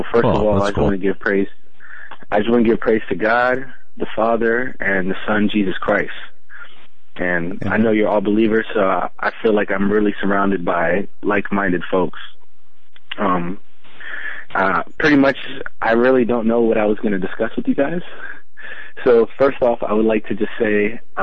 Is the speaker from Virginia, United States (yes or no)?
yes; Virginia, United States; I am born and raised in Virginia. I'm a local